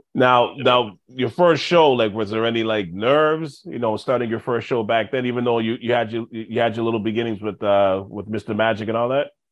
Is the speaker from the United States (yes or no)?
no; Montreal, Quebec, Canada; I'm from Montreal